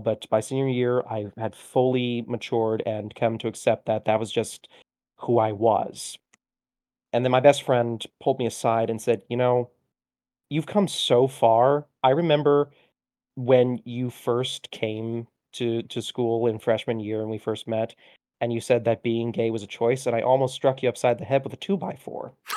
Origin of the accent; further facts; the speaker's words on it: Orlando, Florida, United States; also born or lived in Miami; I was born in Miami, but we very quickly moved to Orlando, and from there, I practically grew up in Disney